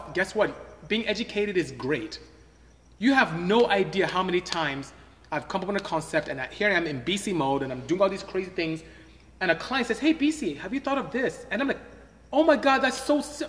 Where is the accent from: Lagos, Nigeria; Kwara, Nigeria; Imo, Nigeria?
Imo, Nigeria; first language Igbo; English is a second language; moved away as an adult; now in United States; I'm from Imo State. Came here to the United States to go to school, ended up staying